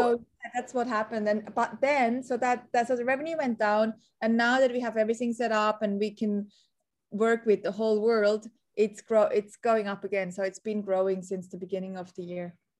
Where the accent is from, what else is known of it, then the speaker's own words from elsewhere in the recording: Switzerland; moved away as an adult; now in Sydney, Australia; I'm originally a Swazi, a Swiss Australian. So I grew up in Switzerland.